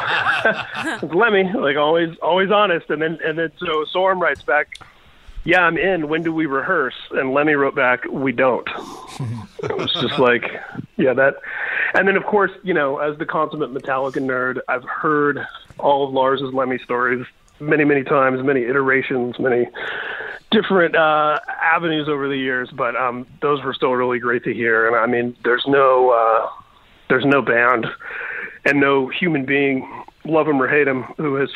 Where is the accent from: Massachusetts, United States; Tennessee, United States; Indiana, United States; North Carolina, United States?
Indiana, United States; Indianapolis; now in Inland Empire, United States; I grew up in Indianapolis, the South Side